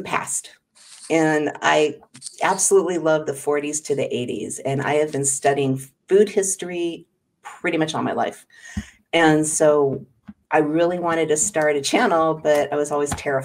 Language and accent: English; Los Angeles, California, United States; also born or lived in Hollywood; I actually grew up in outside of L.A. in an area known as the Valley